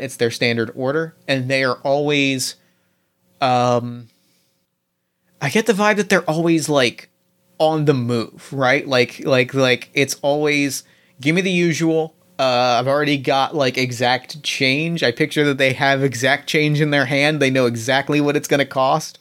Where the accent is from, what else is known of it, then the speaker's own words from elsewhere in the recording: New Jersey, United States; I grew up in New Jersey